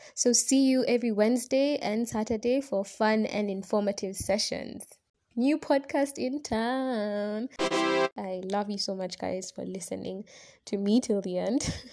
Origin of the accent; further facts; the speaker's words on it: Kenya; I'm a Kenyan student